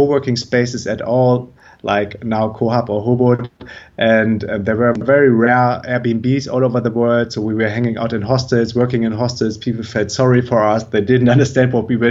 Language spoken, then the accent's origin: English; Germany; moved away; I'm originally from Germany